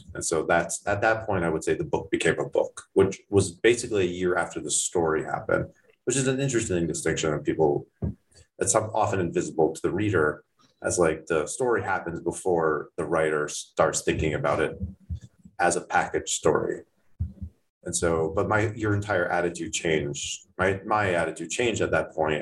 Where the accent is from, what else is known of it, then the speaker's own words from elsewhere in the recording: Toronto, Ontario, Canada; now in United States; I grew up in Toronto, not in Thornhill